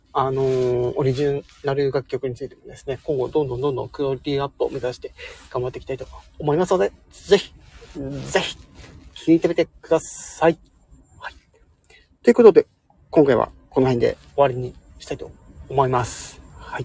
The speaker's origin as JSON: {"language": "Japanese", "region": "Hokkaido", "country": "Japan", "said": "今私、北海道の人なんですけど"}